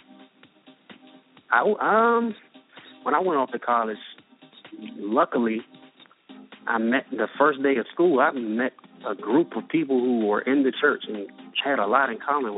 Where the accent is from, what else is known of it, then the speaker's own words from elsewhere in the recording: Washington, District of Columbia, United States; moved away as an adult; I'm originally from Washington, D.C.